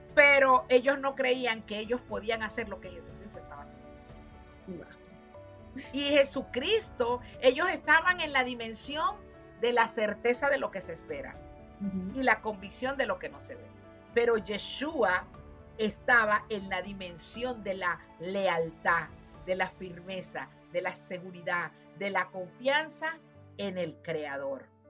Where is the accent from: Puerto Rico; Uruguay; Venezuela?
Venezuela; moved away; decimos en mi país, en Venezuela